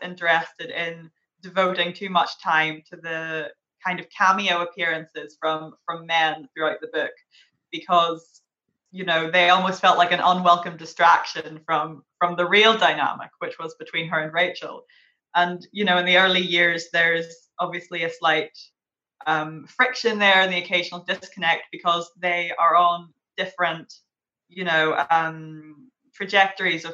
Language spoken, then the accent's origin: English; Derry, Northern Ireland, United Kingdom; I'm from Derry.